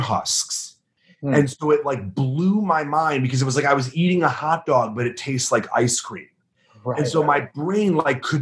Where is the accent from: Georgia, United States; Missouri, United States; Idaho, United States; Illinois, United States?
Illinois, United States; Chicago; we're from the Midwest, from the Chicagoland area